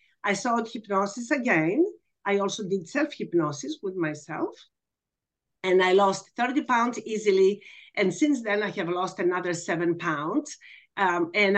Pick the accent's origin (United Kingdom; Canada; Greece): Greece; Athens, Attica; now in Texas, United States; I'm actually from Athens, Greece